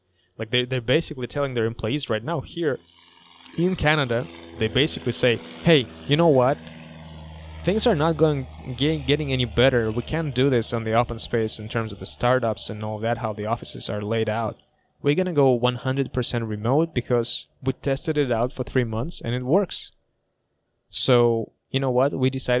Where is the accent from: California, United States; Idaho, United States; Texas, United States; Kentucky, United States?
California, United States; moved away as an adult; also born or lived in Toronto; I'm from California.